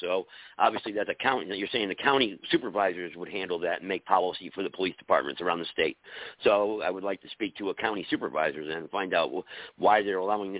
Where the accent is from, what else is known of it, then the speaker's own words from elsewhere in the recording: San Francisco, California, United States; I'm traveling right now. I'm in the lower part of California right now, but I'm originally from San Francisco.